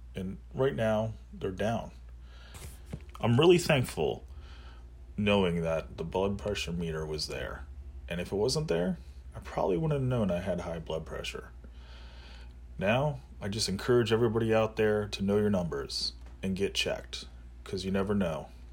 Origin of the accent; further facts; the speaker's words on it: Lancaster, Pennsylvania, United States; I was born and raised in Lancaster, Pennsylvania